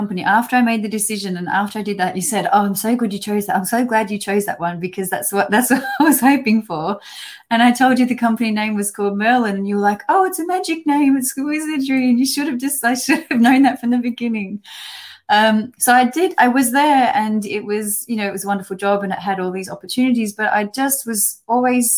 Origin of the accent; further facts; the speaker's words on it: Australia; moved away as an adult; now in United Kingdom; So I'm an Australian, and I've been living in the UK now for over 14 years